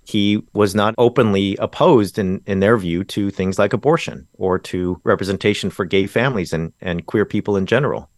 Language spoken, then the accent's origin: English; Orange County, Southern California, United States; Where I grew up in Southern California is really, i, in some sense, the Bible Belt. Uh, Orange County